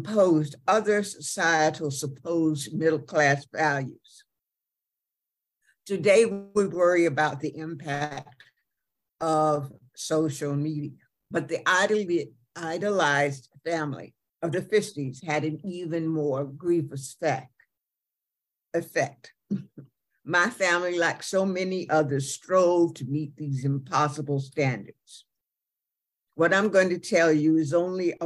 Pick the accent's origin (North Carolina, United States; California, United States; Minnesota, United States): North Carolina, United States; Wilmington; I'm from Wilmington, North Carolina, and I was raised in the Presbyterian Church